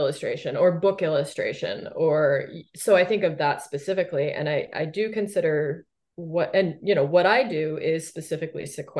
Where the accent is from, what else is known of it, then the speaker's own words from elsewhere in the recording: Canada; I feel like Canadians in the arts in particular, I feel like we do have a bit of an inferiority complex when it comes to the US